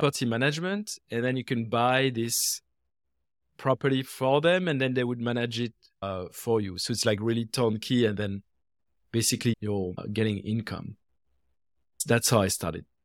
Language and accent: English; France; moved away as an adult; now in United States; in France, where I was born and raised. And I came to the US uh, more than 20 years ago